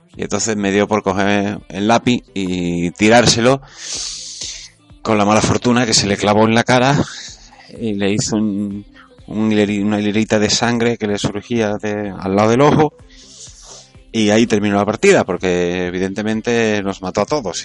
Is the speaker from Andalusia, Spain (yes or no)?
yes; Córdoba, Andalusia, Spain; now in Madrid, Spain; vivo en Madrid. Soy de Córdoba